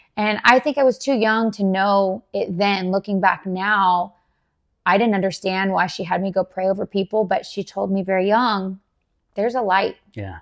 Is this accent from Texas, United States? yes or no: yes; Dallas, Texas, United States; moved away as an adult; also born or lived in Garland, Texas; now in Jacksonville, United States; I was born and raised in Dallas, Texas